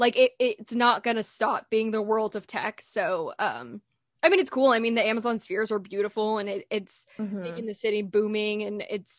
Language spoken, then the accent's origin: English; California, United States; now in Seattle, United States; Like I was so spoiled growing up in California.